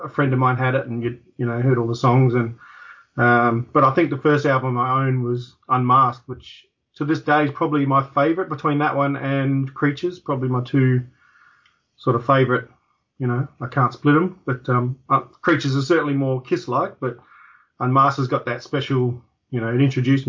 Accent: Adelaide, South Australia, Australia; that's where I'm from

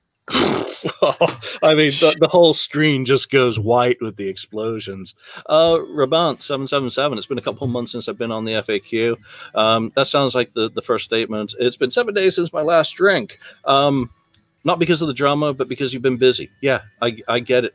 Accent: England, United Kingdom; even as an Englishman

